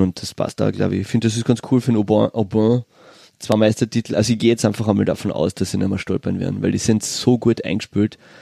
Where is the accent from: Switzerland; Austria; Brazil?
Austria; Villach, Carinthia; Ich bin in Villach geboren